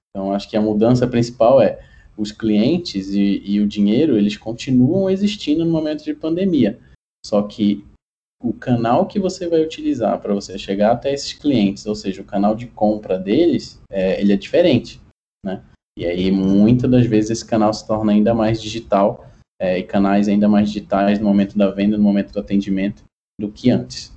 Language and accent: Portuguese; Pará, Brazil; moved away as an adult; now in São Paulo, Brazil; sou paraense de, de de nascimento, mas já moro em São Paulo há algum tempo. E iniciei minha carreira ali em Belém do Pará